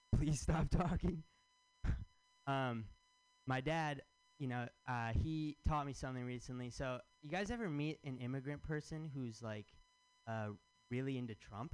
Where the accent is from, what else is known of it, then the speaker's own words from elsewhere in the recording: Michigan, United States; now in San Francisco, United States; I'm from Michigan